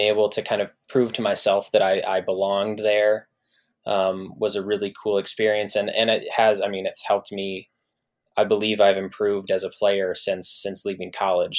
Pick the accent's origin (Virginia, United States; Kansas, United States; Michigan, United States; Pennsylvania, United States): Michigan, United States; Lansing; born or raised there